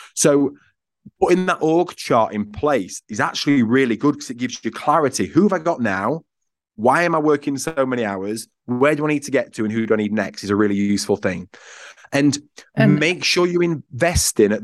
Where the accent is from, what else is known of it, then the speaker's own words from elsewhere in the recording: Yorkshire and the Humber, United Kingdom; I'm from Yorkshire, which I think plays a part in this because I'm a high Yorkshireman